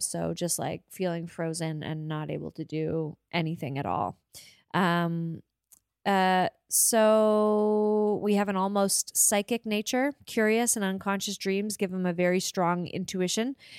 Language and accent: English; Montague, Prince Edward Island, Canada; I was born in Montague, Prince Edward Island